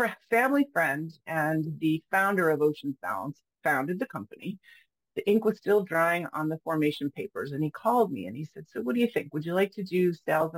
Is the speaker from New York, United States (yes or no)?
yes; New York, United States; moved away as an adult; also born or lived in France / Paris; now in Portland, United States; I grew up in New York State